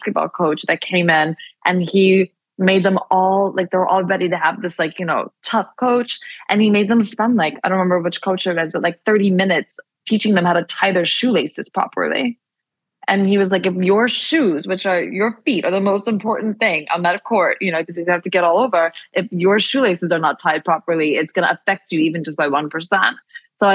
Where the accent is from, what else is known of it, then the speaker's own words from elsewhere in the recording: Baltimore, Maryland, United States; moved away; I was coming home from Baltimore, where I'm from